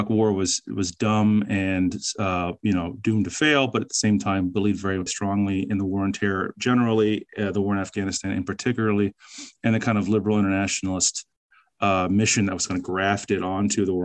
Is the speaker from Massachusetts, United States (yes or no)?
no; Northern Virginia, United States; I grew up in Northern Virginia